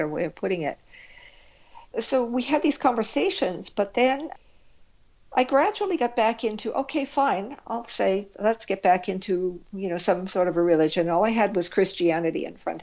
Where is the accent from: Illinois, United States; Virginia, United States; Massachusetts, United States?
Massachusetts, United States; South Shore suburbs of Boston; moved away; I grew up on the South Shore suburbs of Boston